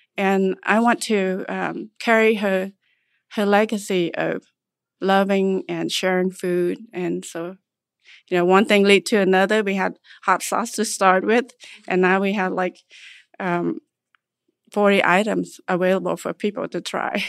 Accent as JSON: {"language": "English", "country": "Cambodia", "tie": "born or raised there", "also_born_or_lived": "Nebraska, United States", "moved": "yes", "lives_now": "United States", "said": "I was born in Cambodia, and came here to United State, uh, after surviving the genocide in nineteen seventy-nine."}